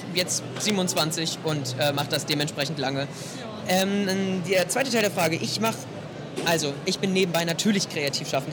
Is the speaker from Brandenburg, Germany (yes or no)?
yes; Potsdam, Brandenburg, Germany; ich ich komme aus Potsdam